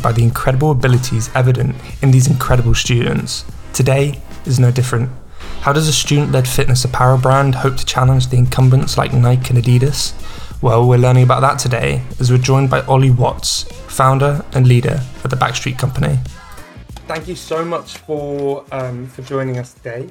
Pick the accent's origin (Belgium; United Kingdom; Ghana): United Kingdom; Cornwall, South West England; I'm from Cornwall, so it's the country bumpkin is the lifestyle